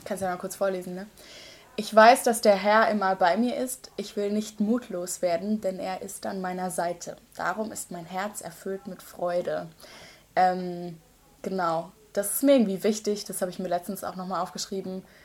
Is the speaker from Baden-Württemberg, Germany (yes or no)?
yes; Seelbach, Baden-Württemberg, Germany; accent: Badisch; moved away as an adult; now in Osnabrück, Germany; ich komme ursprünglich aus einem kleinen Schwarzwalddorf mhm. äh, aus der Nähe von Freiburg, so zwischen Karlsruhe und Freiburg ganz grob, aber mehr an Freiburg als an Karlsruhe